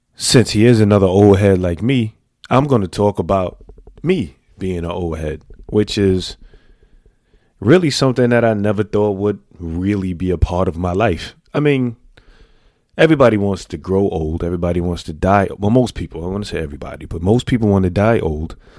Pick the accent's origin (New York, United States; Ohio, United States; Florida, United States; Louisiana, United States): New York, United States; New York City; I made it thirty-eight years growing up in the Bronx